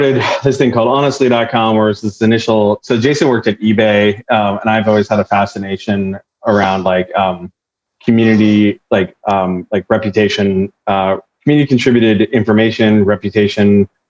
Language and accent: English; Orange County, California, United States; now in San Francisco, United States; I'm in San Francisco, but I'm from Orange County